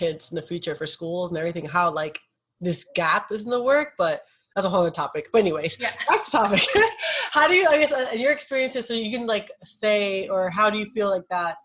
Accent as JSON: {"language": "English", "town": "Brooklyn", "region": "New York", "country": "United States", "tie": "born or raised there", "lives_now": "Bronx, United States", "said": "I was born and raised in Brooklyn"}